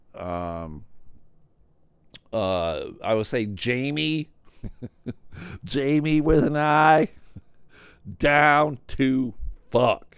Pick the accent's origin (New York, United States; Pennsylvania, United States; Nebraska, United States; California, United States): New York, United States; Buffalo; moved away as an adult; also born or lived in Pittsfield, Massachusetts; now in Grand Rapids, United States; I grew up in Buffalo, I lived in Buffalo for, like, twenty-five years